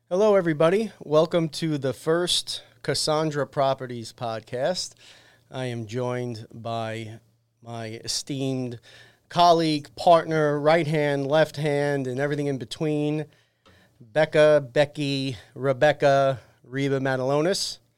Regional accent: New York City, New York, United States; I'm born and raised in Staten Island

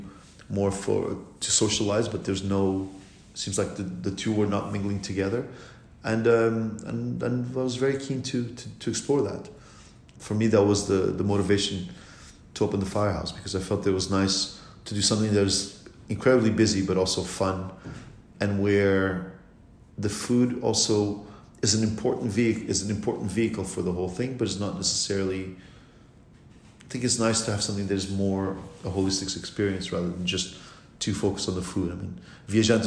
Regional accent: Lisbon, Portugal; moved away; Lisbon, my hometown

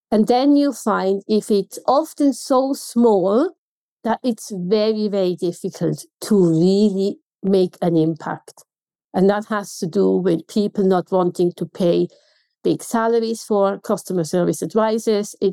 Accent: Switzerland; accent: Swiss German; I have an accent and I know in Switzerland my accent is quite neutral in Swiss German.

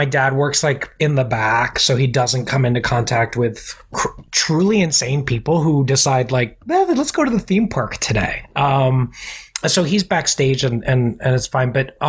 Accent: Orlando, Florida, United States; moved away as an adult; also born or lived in Staten Island, New York; I was born in Staten Island. Okay. But then I was raised in Orlando.

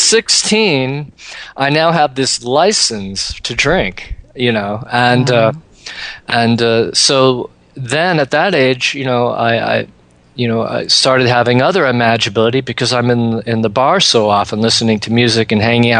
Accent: Seattle, Washington, United States; I grew up in Seattle

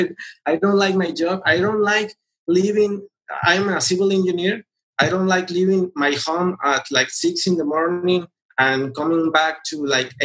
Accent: Mexico; I am from Mexico.

